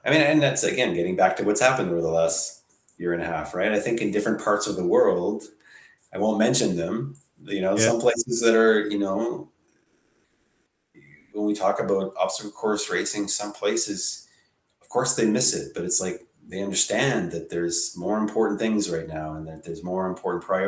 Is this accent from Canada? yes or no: yes; Ottawa, Ontario, Canada; also born or lived in Toronto; I didn't grow up in Toronto. I grew up here in Ottawa where I live now